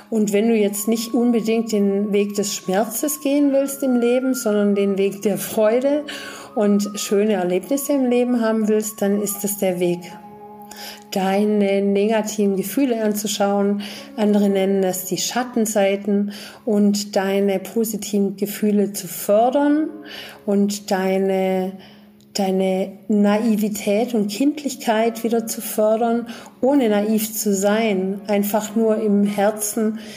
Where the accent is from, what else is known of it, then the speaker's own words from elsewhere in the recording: Germany; auch ich bin eben in Deutschland groß geworden und auch ich hatte erstmal eine ganz andere Weltsicht und Ansicht